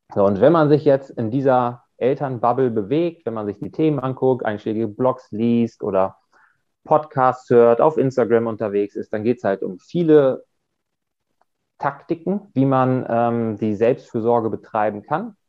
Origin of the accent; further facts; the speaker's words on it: Germany; Ich komme aus der Nähe von Bremen